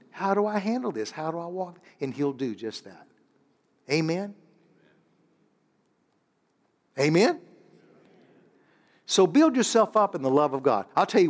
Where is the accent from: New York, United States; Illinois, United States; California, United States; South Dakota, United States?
Illinois, United States; This is Pastor …. This is all the church here. We're from Illinois.